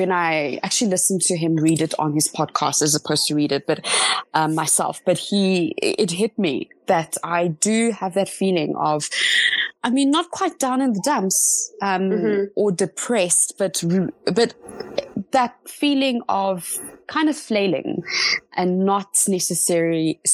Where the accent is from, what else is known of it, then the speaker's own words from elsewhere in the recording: Johannesburg, Gauteng, South Africa; also born or lived in Cape Town; I came back to Joburg, my hometown